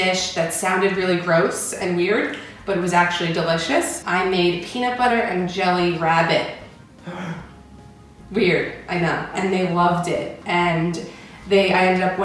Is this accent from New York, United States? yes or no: yes; St. James, New York, United States; also born or lived in Pennsylvania; I grew up on Long Island, New York, in a town called St. James